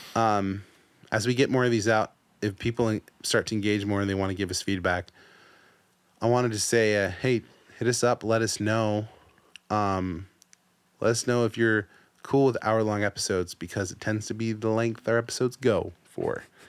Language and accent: English; United States; also born or lived in San Diego; us being Americans, us living in the city we live